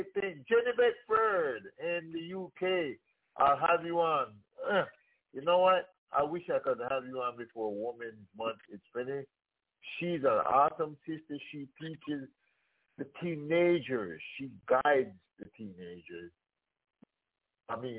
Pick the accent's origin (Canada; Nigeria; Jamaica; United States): Jamaica; We grew up in Jamaica